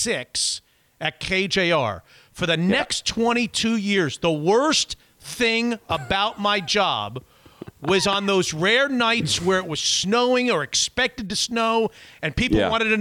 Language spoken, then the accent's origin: English; Florida, United States; moved away; also born or lived in Syracuse, New York / Washington, D.C.; I'm a guy from Florida